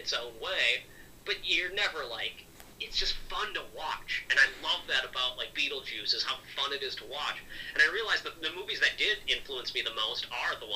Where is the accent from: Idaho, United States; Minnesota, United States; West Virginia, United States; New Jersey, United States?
Minnesota, United States; I'm from Minnesota